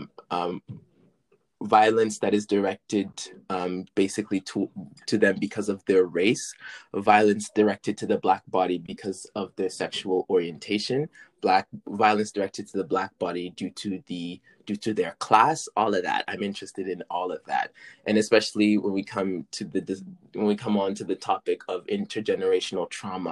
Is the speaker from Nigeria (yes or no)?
no; British Columbia, Canada; also born or lived in Senegal; I originated from Senegal, but we immigrated. That's what I wanted to say. I said me and my family, we immigrated to Canada when I was 3 years old. And so I've been living in British Columbia